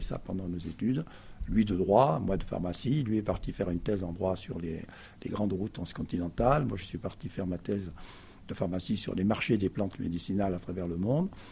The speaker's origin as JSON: {"language": "French", "town": "Perpignan", "region": "Occitania", "country": "France", "tie": "born or raised there", "also_born_or_lived": "Paris", "moved": "as an adult", "said": "je suis arrivé avec mes 3 ans dans cette ville du Sud, qui fait que je suis un fils du Sud"}